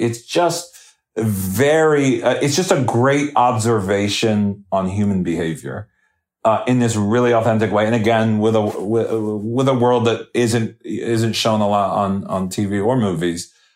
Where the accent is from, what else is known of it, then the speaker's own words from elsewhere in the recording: New Jersey, United States; I grew up in South Jersey